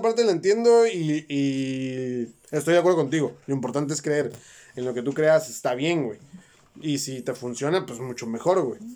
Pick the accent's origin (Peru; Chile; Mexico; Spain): Mexico; Nosotros como mexicanos somos católicos